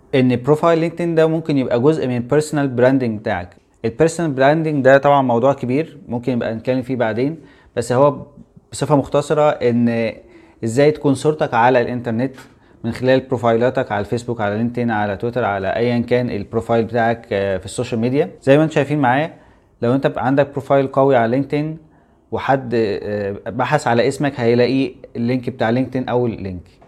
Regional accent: Egypt; احنا مصريين

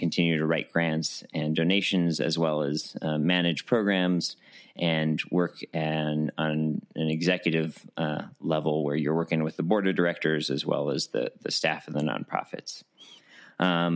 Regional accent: Albuquerque, New Mexico, United States; I am born and raised in Albuquerque, New Mexico

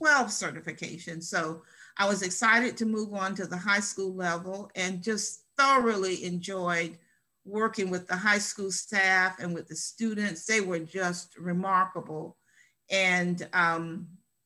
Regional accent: Columbia, United States; right here in Columbia, my hometown

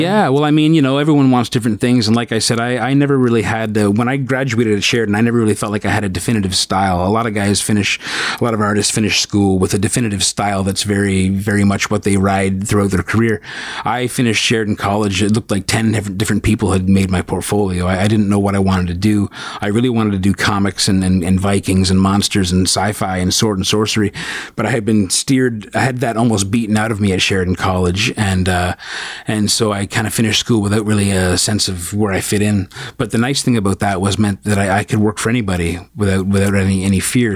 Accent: St. Catharines, Ontario, Canada; also born or lived in Brampton / Thornhill; I spent most of my formative years growing up in St. Catharines

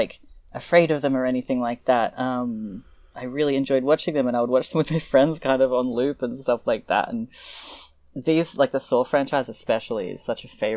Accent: Australia; accent: Australian; I'm from Australia, obviously, by this incredible accent.

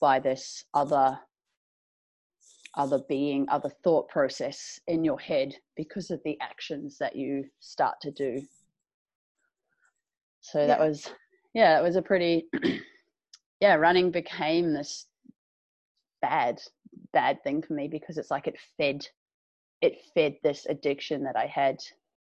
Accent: New Zealand; moved away; I'm from New Zealand originally. I grew up on a farm.

